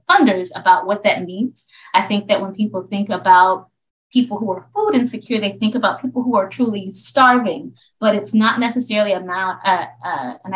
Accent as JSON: {"language": "English", "town": "Tallahassee", "region": "Florida", "country": "United States", "tie": "born or raised there", "moved": "yes", "lives_now": "Baltimore, United States", "said": "I grew up in Florida. I'm from Tallahassee, Florida."}